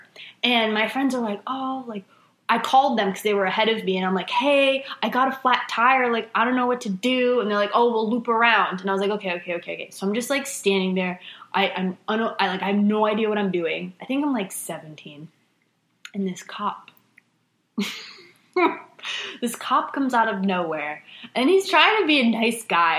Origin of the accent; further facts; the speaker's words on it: Rhode Island, United States; moved away; I am from Rhode Island